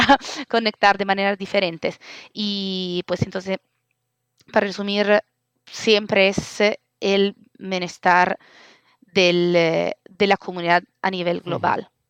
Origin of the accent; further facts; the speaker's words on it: Italy; accent: Italian; Spanish is a second language; moved away as an adult; also born or lived in Madrid, Spain; now in Barcelona, Spain; mi acento italiana, pero adoptada, digamos, eh, en España hace 10 años.